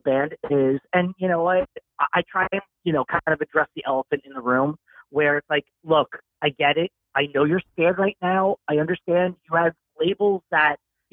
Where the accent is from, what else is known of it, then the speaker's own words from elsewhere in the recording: Northern New Jersey, United States; moved away; I'm from Northern New Jersey originally